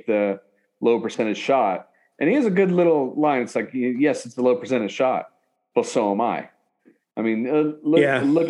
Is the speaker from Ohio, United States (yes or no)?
no; Kansas, United States; now in the South, United States; I'm from Kansas, and we had IHOPs and Denny's